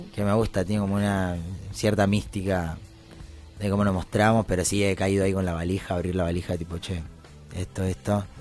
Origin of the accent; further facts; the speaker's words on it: Avellaneda, Buenos Aires Province, Argentina; Que debutamos en Avellaneda, porque soy de acá